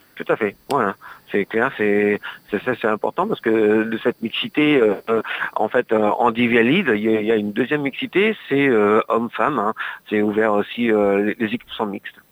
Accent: Le Mans, Pays de la Loire, France; moved away as an adult; now in Rouen, France; je viens à la base je suis du Mans

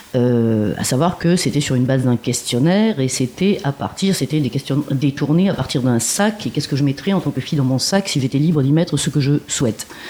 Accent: Marseille, Provence-Alpes-Côte d'Azur, France; now in Montreuil, France; Moi, je suis originaire de Marseille

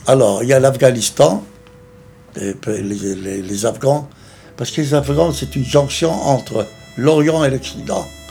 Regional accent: Tunisia; now in France; Je suis né en Tunisie, et c'est là où j'ai commencé à apprendre les trois langues

